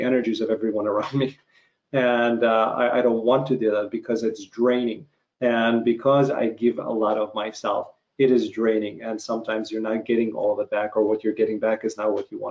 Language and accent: English; Ukraine; moved away; growing up in Ukraine